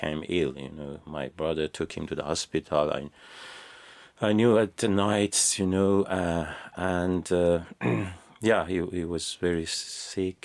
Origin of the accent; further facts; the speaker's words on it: southern Iran, Iran; first language Persian; English is a second language; moved away; I was born in a small city in South Iran.